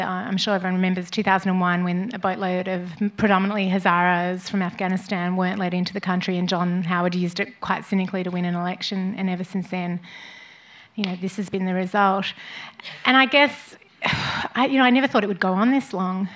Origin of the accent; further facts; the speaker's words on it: Australia; moved away; no matter where I live in the world, I'm Australian and proudly Australian